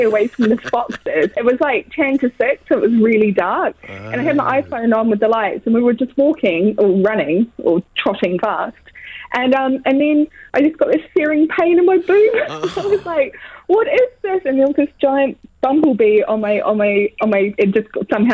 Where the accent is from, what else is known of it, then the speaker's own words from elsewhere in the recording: New Zealand; I'm from New Zealand. We talk rugby